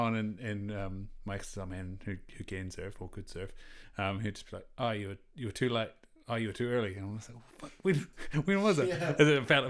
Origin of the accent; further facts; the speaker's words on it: Invercargill, Southland, New Zealand; Growing up in Invercargill, like I swam till I was about 15, and then I played water polo after that.